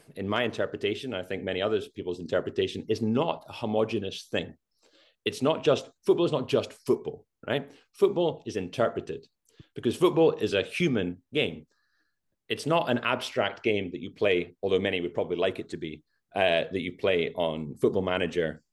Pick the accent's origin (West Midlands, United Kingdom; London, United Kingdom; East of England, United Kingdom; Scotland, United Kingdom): Scotland, United Kingdom; We're Scottish